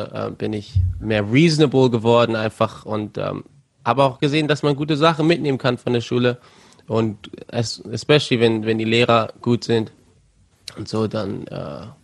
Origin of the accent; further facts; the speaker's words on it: Germany; also born or lived in Cape Town, South Africa; Und dann zwei Jahre später wurde ich in Kapstadt geboren. Aber habe dann nur zwei Jahre da verbracht und dann äh, nach Deutschland gezogen.